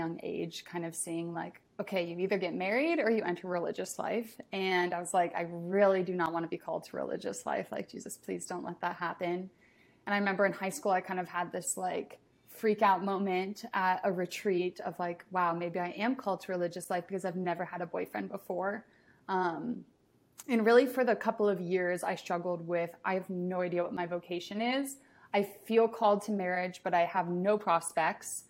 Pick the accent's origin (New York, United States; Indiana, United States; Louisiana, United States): Indiana, United States; a suburb of Indianapolis, United States; moved away as an adult; now in Washington, D.C., United States; I'm from Indiana, a suburb of Indianapolis, and I recently, well, I guess not recent anymore, about 2 years ago, moved out to Washington, D.C.